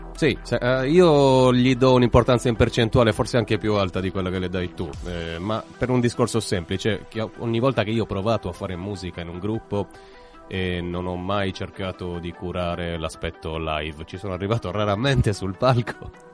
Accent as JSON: {"language": "Italian", "town": "Ruinas", "region": "Sardinia", "country": "Italy", "tie": "born or raised there", "moved": "yes", "lives_now": "Cagliari, Italy", "said": "Ruinas è il mio paese e Cagliari è la mia città"}